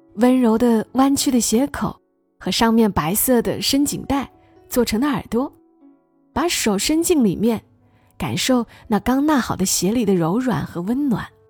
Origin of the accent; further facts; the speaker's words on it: Hunan, China; moved away; 我想起这个季节的老家，我们湖南老家，即将会有我最爱吃的小笋